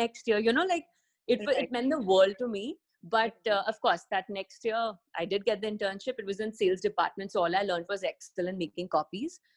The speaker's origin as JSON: {"language": "English", "town": "Jaipur", "region": "Rajasthan", "country": "India", "tie": "born or raised there", "also_born_or_lived": "Milan", "moved": "as an adult", "lives_now": "Mumbai, India", "said": "I grew up in Jaipur"}